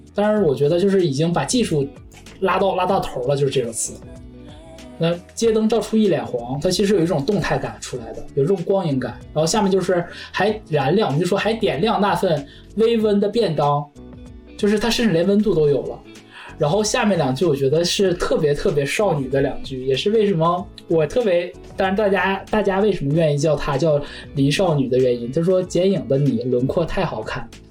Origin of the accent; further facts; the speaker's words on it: China; 因为很多对于我们中国人来讲，就是太直白了